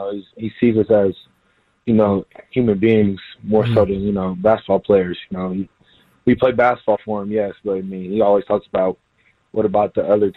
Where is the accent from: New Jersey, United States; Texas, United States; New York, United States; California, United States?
Texas, United States; Houston; moved away as an adult; now in San Diego, United States; I was from Houston